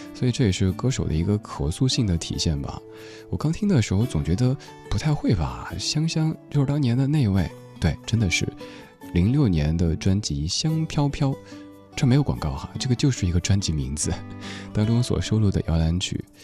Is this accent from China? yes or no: yes; Chengdu, Sichuan, China; 有朋友听说我是成都人的时候